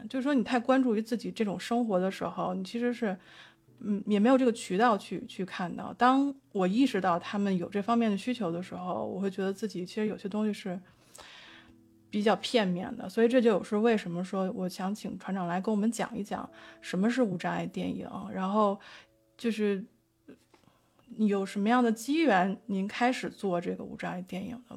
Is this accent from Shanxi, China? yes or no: no; Beijing, China; 我作为一个北京人